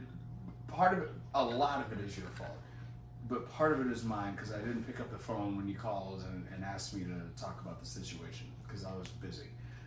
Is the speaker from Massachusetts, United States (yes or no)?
yes; Boston, Massachusetts, United States; now in Florida, United States; I only bought it because I'm from Boston.